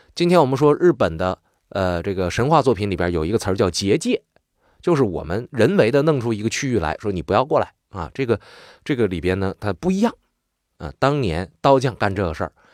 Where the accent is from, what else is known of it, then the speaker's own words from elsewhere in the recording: Northeast China, China; accent: Northeastern Mandarin; also born or lived in Changchun; 我们东北话有时候叫肋叉子